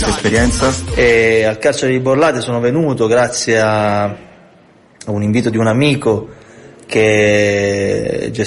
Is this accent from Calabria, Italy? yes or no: yes; Calabria, Italy; moved away as an adult; now in Milan, Italy; sono calabrese, vivo a Milano da 11 anni